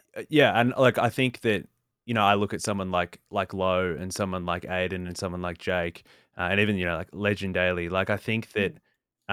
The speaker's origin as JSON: {"language": "English", "country": "Australia", "said": "I'm Australian."}